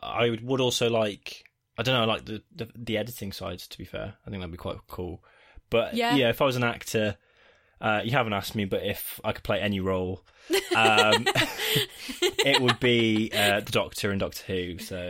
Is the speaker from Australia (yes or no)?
yes; Australia; As an Australian, I'm also mesmerised by your wonderful accents.